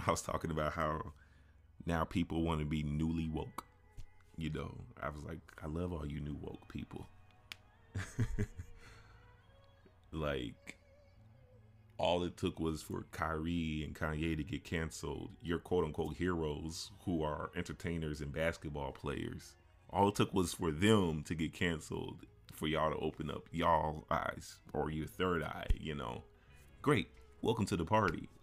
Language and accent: English; Chicago, Illinois, United States; being a Chicagoan